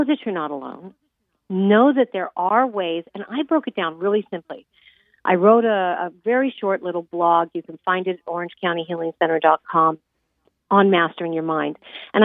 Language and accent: English; Los Angeles, California, United States; I'm from Hollywood, California